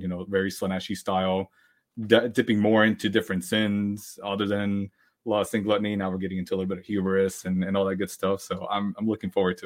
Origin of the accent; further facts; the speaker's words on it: Pennsylvania, United States; I'm hailing from Pennsylvania on the East Coast of the US